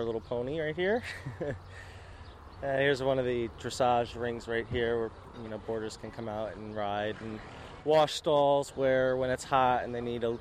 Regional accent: New York City, New York, United States; I grew up in New York City

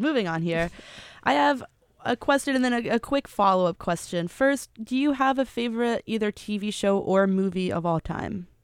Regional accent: Tennessee, United States; I am from Tennessee

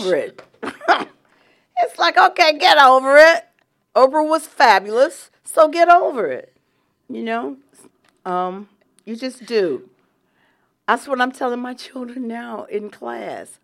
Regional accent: Atlanta, Georgia, United States; I grew up in Atlanta, Georgia, and that is real Atlanta

